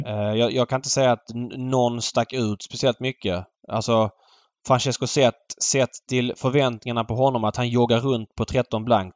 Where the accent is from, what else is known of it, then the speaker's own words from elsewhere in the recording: Malmö, Skåne, Sweden; moved away; för mig som är född och uppvuxen i Malmö